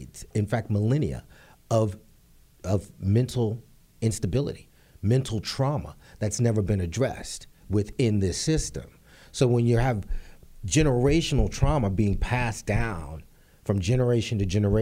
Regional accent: New York City, New York, United States; also born or lived in Harlem / Los Angeles; being born and raised and growing up in the Bronx, 180th and Southern Boulevard.

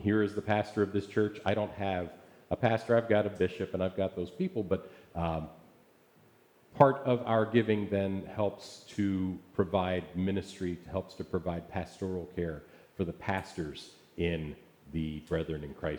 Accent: Essex, Maryland, United States; moved away; my hometown of Essex, Maryland

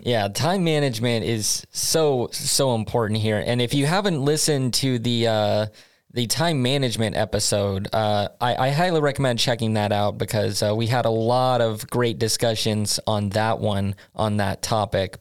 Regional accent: United States; now in Sweden; as an American

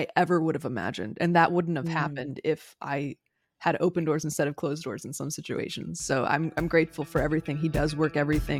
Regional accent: Florida, United States; I grew up in South Florida, there were a lot of trees.

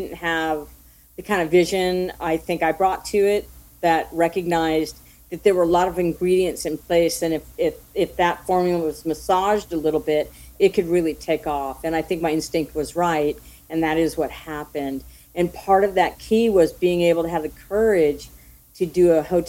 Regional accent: Mill Valley, California, United States; I grew up in Mill Valley, California, a small suburb right outside of San Francisco

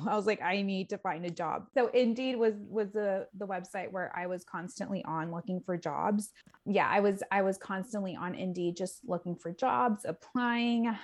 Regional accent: San Diego, California, United States; moved away as an adult; also born or lived in Bay Area, California; now in Milwaukee, United States; I am from San Diego, California.

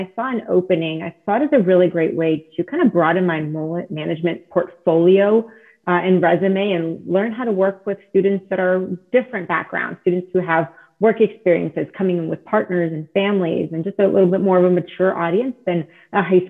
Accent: South Florida, United States; English is a second language; also born or lived in Israel / California; I grew up a little in California and then mostly in South Florida

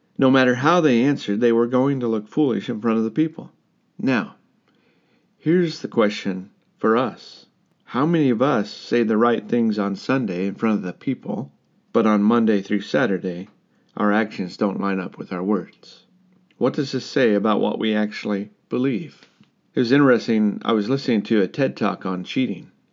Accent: United States; moved away; My home country is very divided right now. The United States is divided

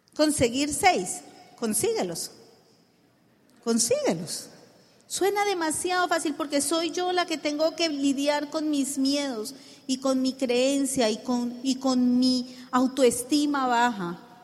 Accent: Colombia; decimos en Colombia

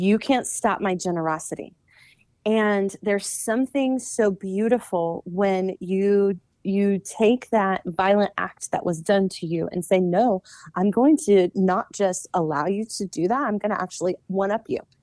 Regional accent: the South, United States; I was born in the South

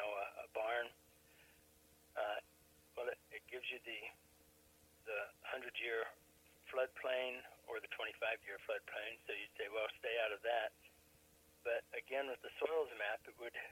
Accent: New Mexico, United States; now in Missouri, United States; I was raised in New Mexico

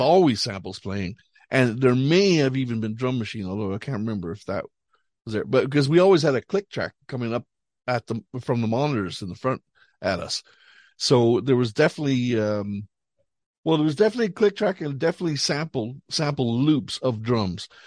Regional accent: Canada; moved away as an adult; also born or lived in Montreal / Paris; now in Ireland; we grew up in Canada

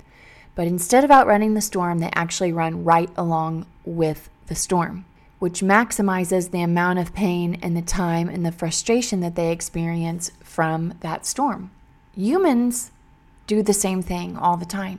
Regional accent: Missouri, United States; I grew up in Missouri

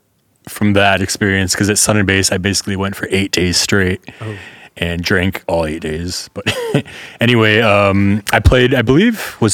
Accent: Detroit, Michigan, United States; moved away as an adult; also born or lived in San Francisco, United States / Leiden, Netherlands; now in Amsterdam, Netherlands; I'm from Detroit.

